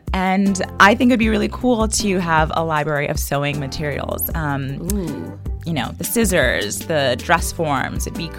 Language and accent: English; New York City, New York, United States; also born or lived in Brooklyn; So, I grew up in New York, in the Bronx, shout out. But I've been in Brooklyn and with the Brooklyn Public Library for the last 4 years as a librarian and supervisor. I work at the Brownsville branch.